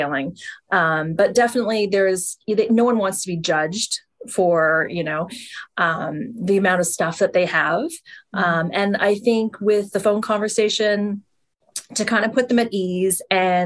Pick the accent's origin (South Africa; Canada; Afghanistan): Canada; East Coast, Atlantic Canada; moved away as an adult; now in Toronto, Canada; I'm originally from the East Coast